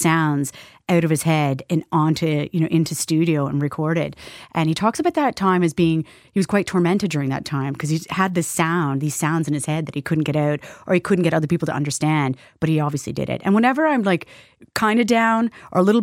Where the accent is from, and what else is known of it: Canada; moved away as an adult; now in Ireland